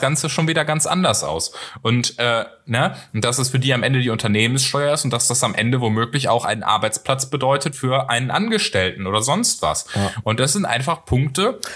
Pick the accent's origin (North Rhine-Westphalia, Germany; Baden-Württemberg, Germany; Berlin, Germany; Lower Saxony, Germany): North Rhine-Westphalia, Germany; ich komme aus NRW